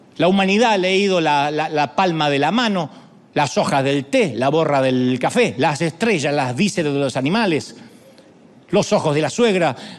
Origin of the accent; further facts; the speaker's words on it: Argentina; accent: Argentine; sí, hablas como argentino